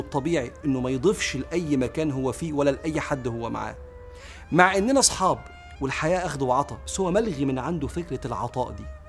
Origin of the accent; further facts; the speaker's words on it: Egypt; واحنا كمصريين